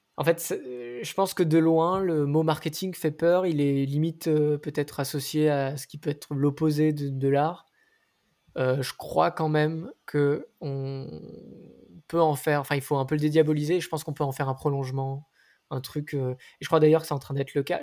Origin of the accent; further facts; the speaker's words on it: Nice, Provence-Alpes-Côte d'Azur, France; now in Paris, France; Je viens de Nice. J'habite à Paris maintenant.